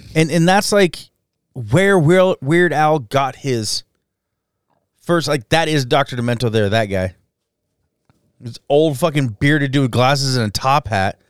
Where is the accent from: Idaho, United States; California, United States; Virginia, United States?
Idaho, United States; Jerome; I grew up in Jerome